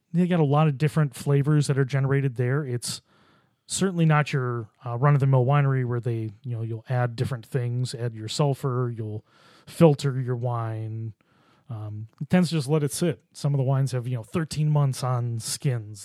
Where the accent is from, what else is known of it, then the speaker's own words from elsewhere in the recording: Buffalo, New York, United States; I grew up in Buffalo